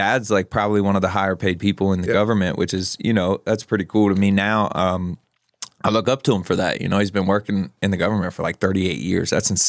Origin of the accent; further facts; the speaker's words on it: Maryland, United States; So Southern Maryland, it's in Maryland, about an hour and a half outside of Baltimore. Honestly, a pretty rural community